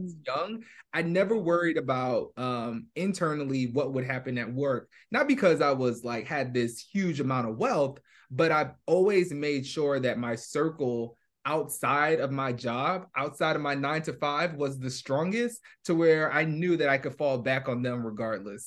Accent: New York, United States; moved away as an adult; now in Bay Area, United States; I was born and raised in New York

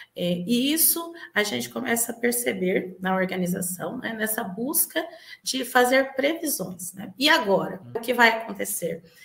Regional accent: Bauru, São Paulo, Brazil; eu sou aqui de Bauru, São Paulo, né, vizinho aqui da cidade de Marília

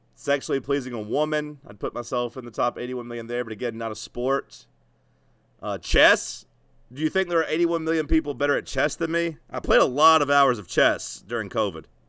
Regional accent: United States; I'm American

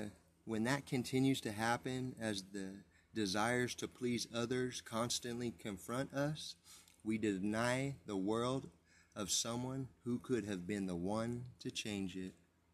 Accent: San Bernardino, California, United States; I was born and raised in San Bernardino, California, where the Santa Fe Railroad splits the city in two. I moved around a lot, but the west side always had my heart.

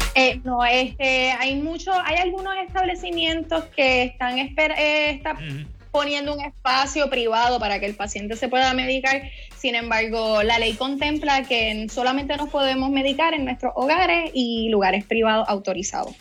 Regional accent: Guayama, Puerto Rico; also born or lived in Cayey / Cidra; soy de Guayama

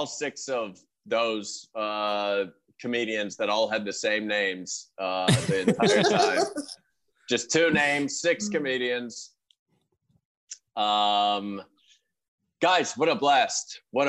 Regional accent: Venice, Veneto, Italy; from Venice, Italy

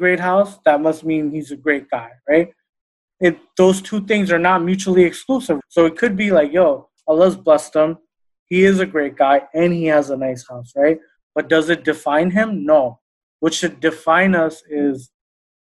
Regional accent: New York, United States; growing up in New York

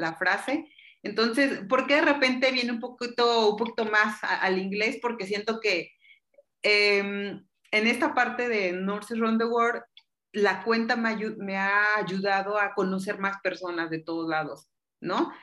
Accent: Mexico; yo soy enfermera mexicana

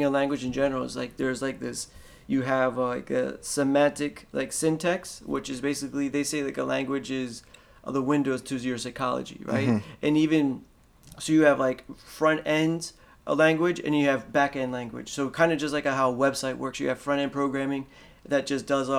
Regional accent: Maryland, United States; also born or lived in Colombia; now in New York, United States; I grew up in Maryland, but I got my Colombian passport.

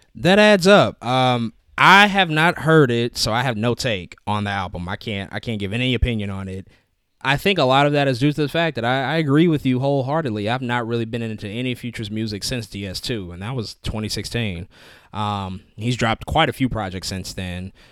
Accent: St. Louis, Missouri, United States; I'm from Saint Louis

